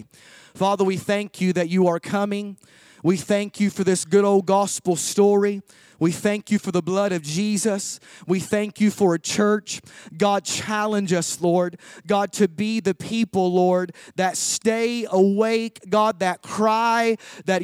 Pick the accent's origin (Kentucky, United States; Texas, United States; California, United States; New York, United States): Kentucky, United States; I'm from Kentucky